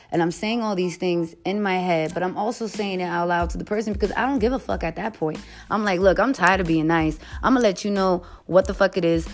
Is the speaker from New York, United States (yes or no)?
yes; New York City, New York, United States; I'm from the Bronx. What you expect? I'm Puerto Rican and Haitian.